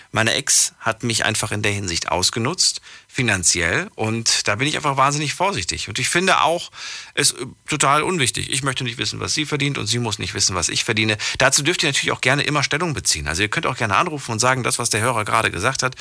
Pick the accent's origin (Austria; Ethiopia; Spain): Ethiopia; now in Koblenz, Germany; Ja, ich komme aus Äthiopien.